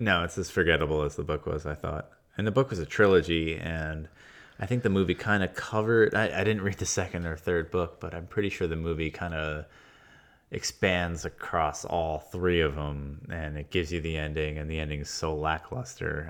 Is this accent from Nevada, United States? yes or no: no; Long Island, New York, United States; I'm from Long Island.